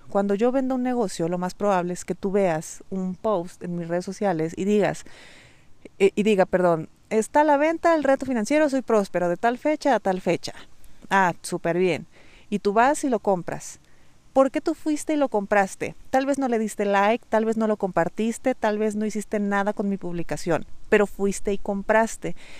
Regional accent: Mexico; accent: Mexican; sabes que soy mexicana, sabes que tengo un acento de mexicana

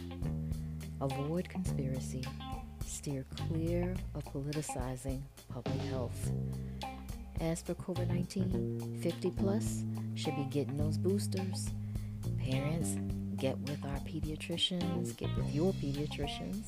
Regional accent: Central Virginia, United States; also born or lived in Philadelphia, Pennsylvania; now in New York, United States; born and raised a Central Virginian, aka Southern girl

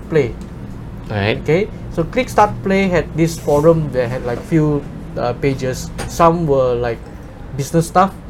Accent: Sabah, Malaysia; also born or lived in Georgetown, Penang / Tambunan / Sandakan / Kota Kinabalu; I grew up most of my life memang here in Sabah lah

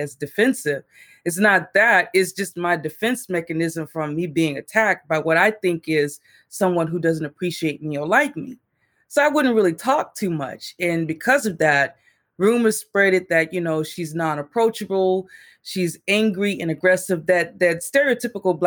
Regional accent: Texas, United States; I grew up in Texas. I'm from Texas

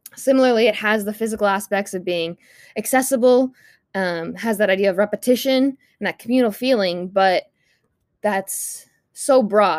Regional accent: United States; as a white woman growing up in the United States

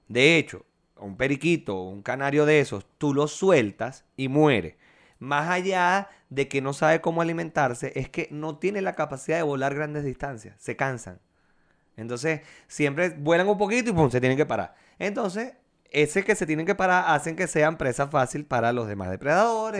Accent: La Victoria, Aragua, Venezuela; moved away as an adult; also born or lived in Valencia, Venezuela

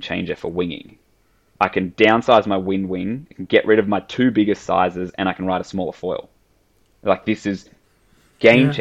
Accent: Sydney, New South Wales, Australia; I grew up in Sydney

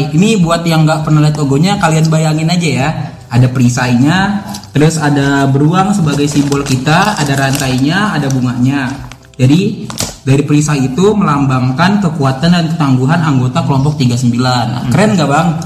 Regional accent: Jakarta, Indonesia; Uh, dari ibu kota nih kebetulan.

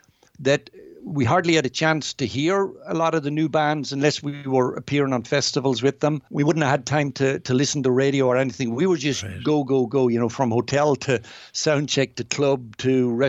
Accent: Virginia, Ulster, Ireland; my memories of growing up there

